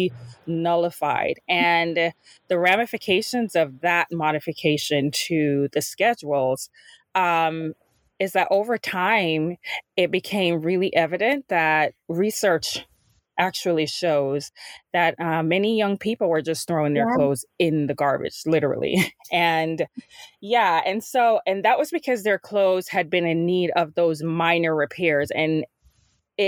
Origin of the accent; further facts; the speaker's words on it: Jamaica; moved away; growing up in Jamaica